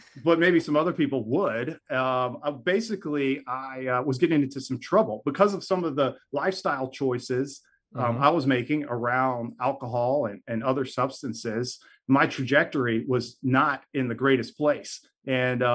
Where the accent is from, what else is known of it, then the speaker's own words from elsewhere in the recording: Baton Rouge, Louisiana, United States; moved away as an adult; now in New Orleans, United States; So I was born and raised in Baton Rouge. I have been in New Orleans for about 6 years now.